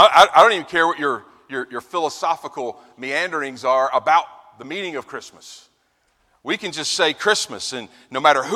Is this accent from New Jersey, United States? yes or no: no; Virginia, United States; As I said, I come from Virginia and I'm at Liberty University, the other Lynchburg that exists in this region, the one in Virginia.